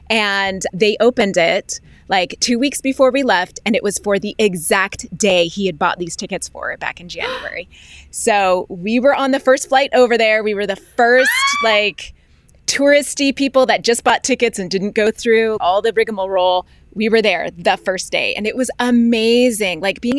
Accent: Arizona, United States; also born or lived in Colorado / Alaska / Georgia / California; I was born in Colorado, then we moved to Alaska, Georgia, California, then back up to Alaska, or Arizona, back up to Alaska, then Virginia, then Utah, and then Arizona. So that was my childhood.

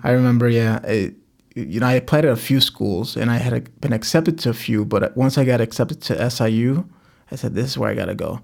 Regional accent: Cicero, Illinois, United States; also born or lived in Back of the Yards, Chicago; I grew up in Cicero. I, I, we, I was born in back of the yards

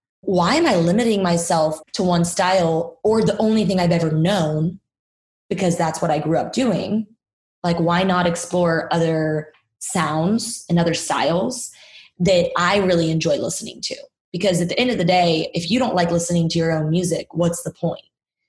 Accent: Nashville, Tennessee, United States; obviously I'm from Nashville, and when I got into this, I was doing more country material.

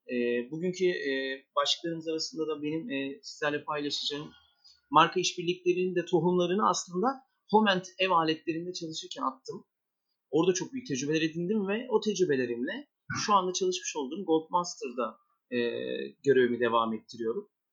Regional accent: Istanbul, Turkey; 1984 İstanbul doğumluyum

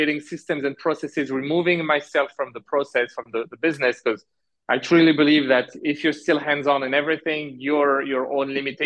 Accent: France; moved away as an adult; also born or lived in Alberta, Canada / Halifax, Canada; now in Canada; So I was born in Canada. I grew up in France. I did all my studies in France.

